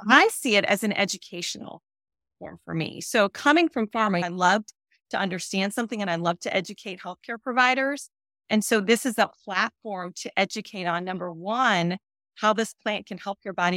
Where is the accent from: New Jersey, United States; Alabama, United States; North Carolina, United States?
North Carolina, United States; I'm from North Carolina and the company that I'm with is based in North Carolina